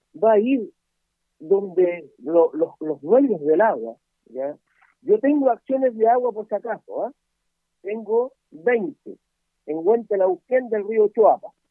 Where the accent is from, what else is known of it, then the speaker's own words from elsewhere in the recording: Huentelauquén, Coquimbo, Chile; soy nacido y criado en Huentelauquén